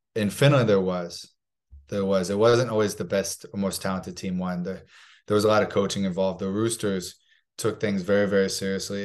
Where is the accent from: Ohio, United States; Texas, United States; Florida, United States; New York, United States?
Florida, United States; Palm Harbor; moved away as an adult; also born or lived in Kansas City, Missouri; when I was two, we moved down to a town called Palm Harbor, Missouri, uh, Palm Harbor, Missouri, Palm Harbor, Florida in the Tampa Bay area. And I was raised uh, raised there